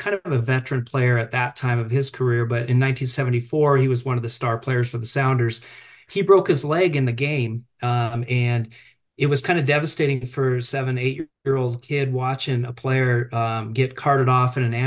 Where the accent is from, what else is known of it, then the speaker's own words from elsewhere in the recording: Seattle, Washington, United States; moved away as an adult; now in Vancouver, United States; I grew up in Seattle.